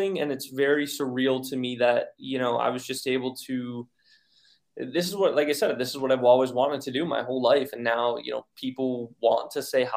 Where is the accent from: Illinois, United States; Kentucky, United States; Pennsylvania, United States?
Pennsylvania, United States; also born or lived in Texas / Virginia / Arizona / Oregon; now in North Carolina, United States; I was born and raised in Pennsylvania, but I've also lived in Texas, Virginia, Arizona, Oregon